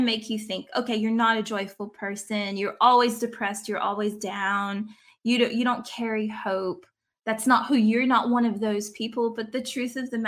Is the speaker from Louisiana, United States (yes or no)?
yes; South Louisiana, United States; moved away as an adult; now in Australia; I am originally from South Louisiana. My dad talks like the swamp people. I don't talk like